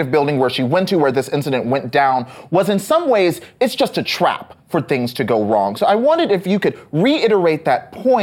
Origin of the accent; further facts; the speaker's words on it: Texas, United States; Growing up in Texas